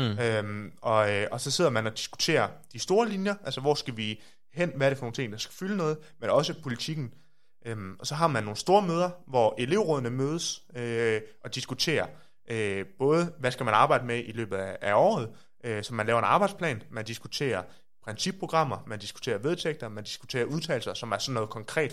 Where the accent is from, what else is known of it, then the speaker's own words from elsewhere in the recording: Aarhus, Central Denmark Region, Denmark; accent: Aarhus dialect; moved away as an adult; now in Copenhagen, Denmark; er fra Aarhus, som man kan høre